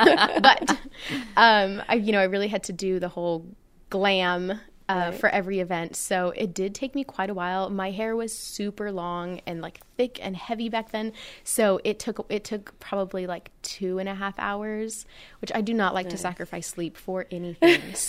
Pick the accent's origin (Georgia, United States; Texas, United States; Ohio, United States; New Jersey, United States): Texas, United States; Floresville; since I'm from Floresville, we have the Peanut Festival and we're one of like those last towns that hand make the dresses every year.